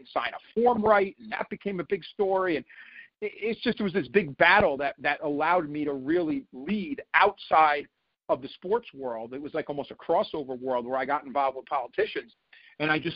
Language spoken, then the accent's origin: English; New York, United States; I grew up watching the Yankees win championship after championship. I was at a lot of them, you know, and I could still remember watching, you know, game seven of the 2001 World Series after 9/11 as a New Yorker